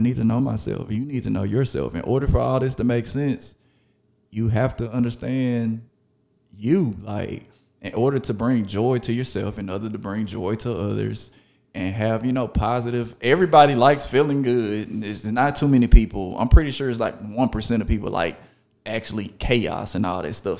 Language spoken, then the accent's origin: English; Memphis, Tennessee, United States; also born or lived in Arkansas; I went to elementary school, middle school, high school in Memphis, Tennessee. A lot of people know I am from Memphis, Tennessee